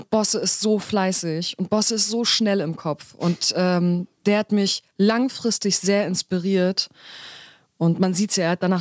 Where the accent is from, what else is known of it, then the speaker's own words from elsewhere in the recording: Berlin, Germany; meine Eltern kommen ja aus der Türkei. Ich komme aus Berlin.